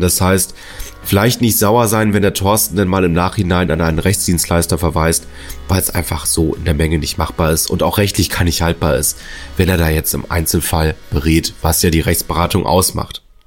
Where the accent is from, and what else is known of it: Northern Germany, Germany